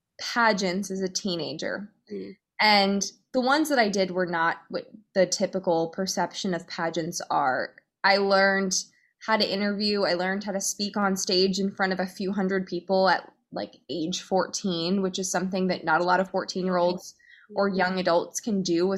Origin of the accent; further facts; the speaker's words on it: Pennsylvania outside of Philadelphia, United States; I grew up in Pennsylvania outside of Philadelphia